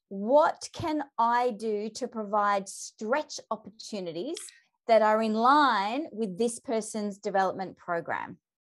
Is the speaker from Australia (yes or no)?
yes; Melbourne, Victoria, Australia; I'm from Melbourne